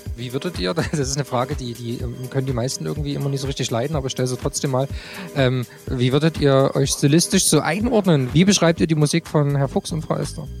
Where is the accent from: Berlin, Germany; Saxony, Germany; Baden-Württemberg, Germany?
Saxony, Germany; Dresden; Als Dresdner kennt man natürlich logischerweise die Distillery